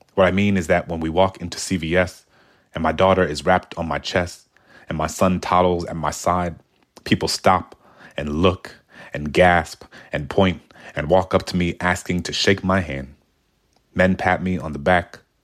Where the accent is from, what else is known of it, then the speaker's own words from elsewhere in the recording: New Orleans, Louisiana, United States; I grew up in New Orleans in the nineties